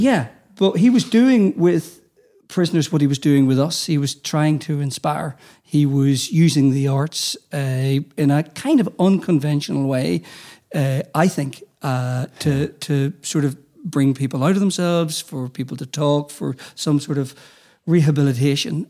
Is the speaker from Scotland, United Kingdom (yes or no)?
no; Armagh, Northern Ireland, United Kingdom; as a young person growing up in Armagh